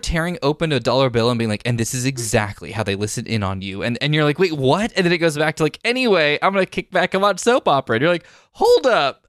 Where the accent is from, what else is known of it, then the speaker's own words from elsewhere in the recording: Silicon Valley, California, United States; I grew up in Silicon Valley